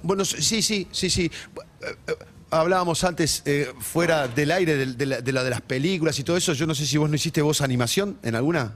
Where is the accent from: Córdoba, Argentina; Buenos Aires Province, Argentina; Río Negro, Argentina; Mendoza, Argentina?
Buenos Aires Province, Argentina; Ciudadela; also born or lived in Ramos Mejía; Yo soy de Ramos Mejía, pero hice primaria y secundaria en Ciudadela, entonces los arrabales del del, del fuerte, los conozco bien de chico